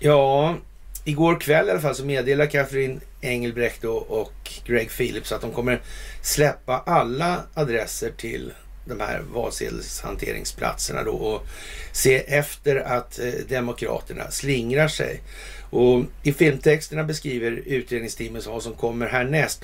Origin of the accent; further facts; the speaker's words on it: Sweden; som svensk